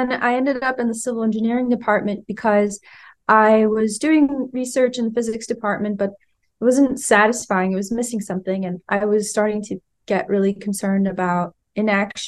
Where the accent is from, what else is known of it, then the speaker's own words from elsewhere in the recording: California, United States; moved away; I'm from California originally.